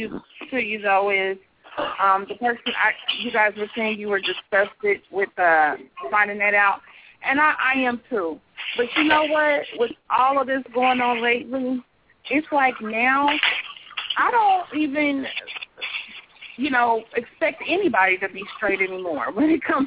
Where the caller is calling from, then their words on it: Kansas City, United States; Kansas City.